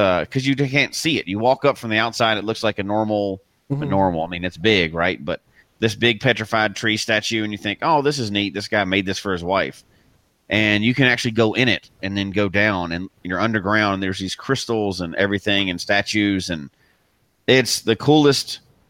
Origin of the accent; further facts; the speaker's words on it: Memphis, Tennessee, United States; moved away; I'm from Memphis originally